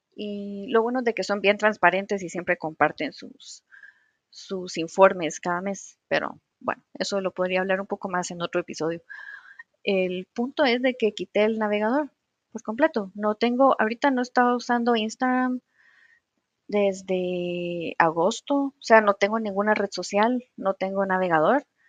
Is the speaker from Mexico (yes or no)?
no; Guatemala; como les decimos aquí en Guatemala